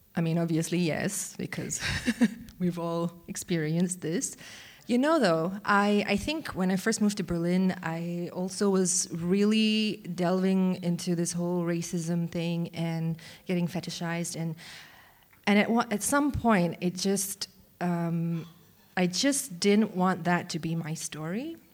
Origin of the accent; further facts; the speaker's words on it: Malaysia; moved away; growing up in Malaysia, I was a very large, also fat, uh, young kid